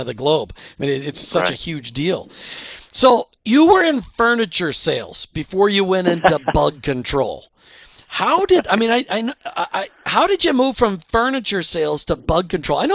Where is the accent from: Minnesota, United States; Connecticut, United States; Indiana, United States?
Minnesota, United States; moved away; I grew up in Minnesota where pest control, it's called winter